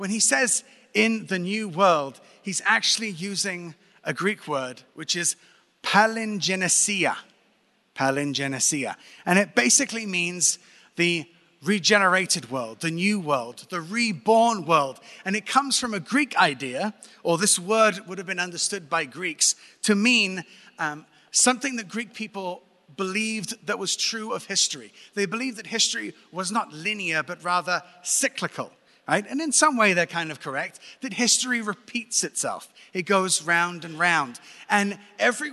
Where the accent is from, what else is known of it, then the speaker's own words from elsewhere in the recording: Brighton, South East England, United Kingdom; now in Jerusalem, Israel; That's it, Brighton, England.